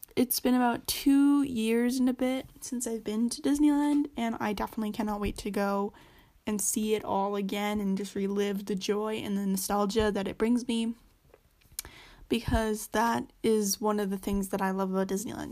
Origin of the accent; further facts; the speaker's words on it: Canada; I'm Canadian, so I don't live in America nor in California